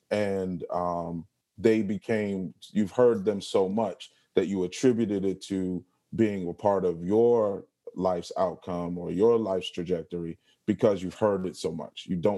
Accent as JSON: {"language": "English", "town": "Baltimore", "region": "Maryland", "country": "United States", "said": "Like, I'm from Baltimore, and, you know, if you're very familiar with Baltimore, the stuff like that, there's a lot of characteristics that people like to make fun of."}